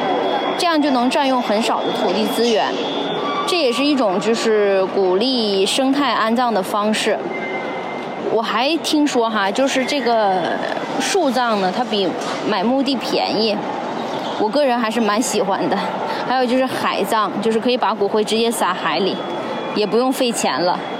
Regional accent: Qinhuangdao, Hebei, China; now in Beijing, China; 然后我是在北京一家互联网公司做教研的。我的家乡是秦皇岛

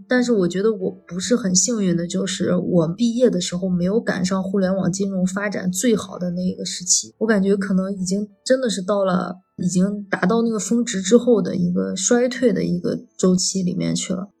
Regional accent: northern China, China; moved away as an adult; now in Shanghai, China; 我也是个北方人

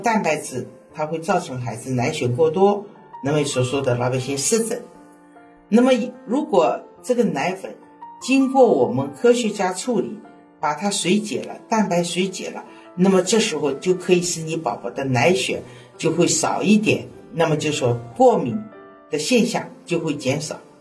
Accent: Shanghai, China; accent: Shanghainese; 我们上海话

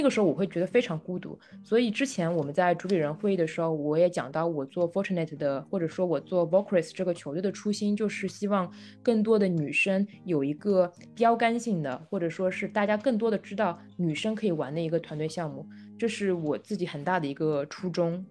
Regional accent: Shanghai, China; 我是个上海人啊，就是从小在上海长大

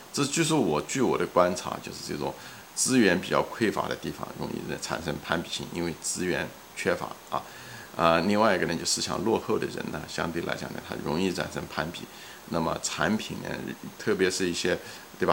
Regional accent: China; moved away; 我们中国人

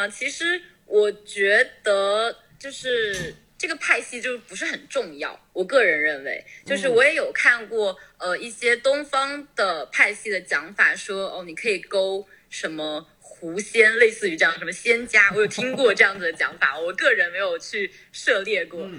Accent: Wenzhou, Zhejiang, China; 对，我是浙江温州，但皮革厂不是我家的。

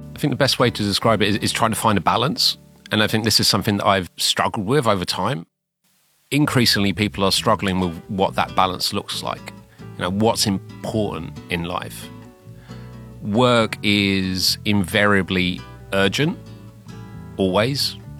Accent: London, United Kingdom; moved away; I'm from London which is difficult to tell now because I've obviously developed this very heavy Shanghainese accent

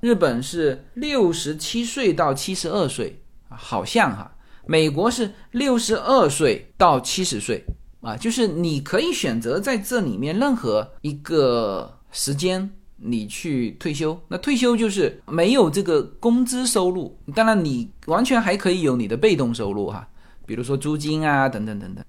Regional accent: China; now in United States; 我们中国人

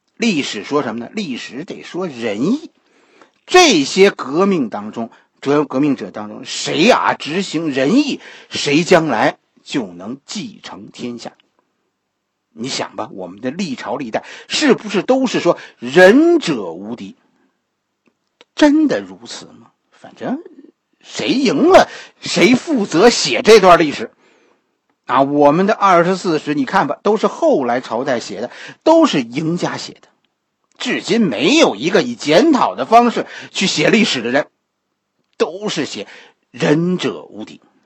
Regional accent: China; 作为一个中国人

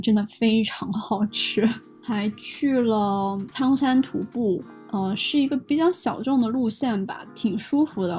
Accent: southern China, China; moved away; 作为一个南方人

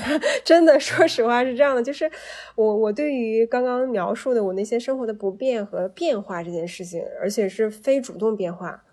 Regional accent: China; 我们就是中国人

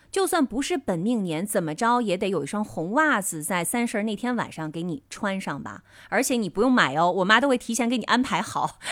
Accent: Northeast China, China; moved away; also born or lived in Beijing; 在我老家呢，我小的时候，我们的庙会上还会有扭秧歌的、踩高跷的，就这些就是东北的一个特色了。

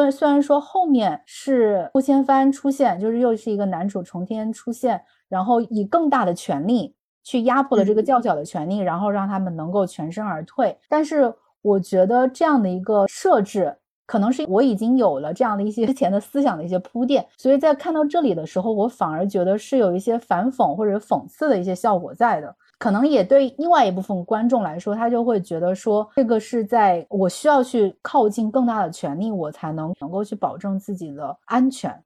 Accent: China; 我们作为中国人，一贯以来的就是还是希望能够有一个青天大老爷

